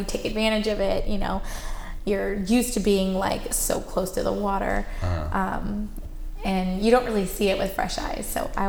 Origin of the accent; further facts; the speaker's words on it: Rancho Palos Verdes, California, United States; now in San Pedro, United States; I grew up in Rancho Palos Verdes with my parents